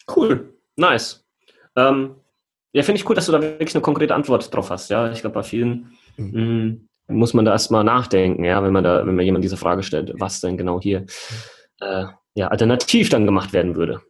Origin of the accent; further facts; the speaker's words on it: Heigenbrücken, Bavaria, Germany; moved away; meinem Ursprungsort, wo ich aufgewachsen bin, in Heigenbrücken